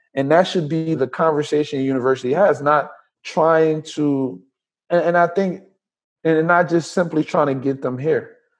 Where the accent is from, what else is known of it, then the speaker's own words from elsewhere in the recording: Trenton, New Jersey, United States; also born or lived in Liberia / Willingboro, New Jersey; I was born in Liberia, came here when I was about eight. I grew up in New Jersey, primarily in Trenton